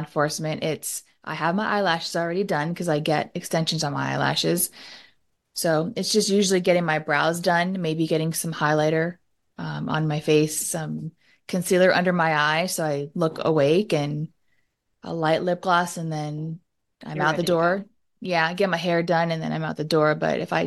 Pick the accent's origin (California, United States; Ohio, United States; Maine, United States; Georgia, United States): California, United States; Southern; the culture we grew up in Southern California